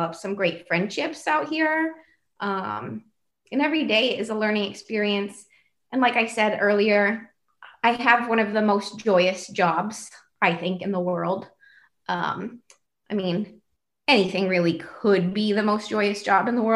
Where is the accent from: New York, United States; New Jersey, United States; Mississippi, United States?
New York, United States; upstate; moved away as an adult; also born or lived in Hawaii; now in Bay Area, California, United States; I lived there for 25 years and then I moved away to finish my undergrad. I moved to Hawaii, which was a huge culture shock coming from upstate New York